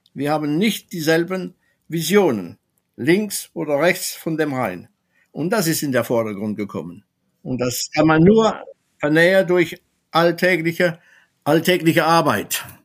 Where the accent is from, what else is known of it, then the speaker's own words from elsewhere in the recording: France; German is a second language; bei uns in Frankreich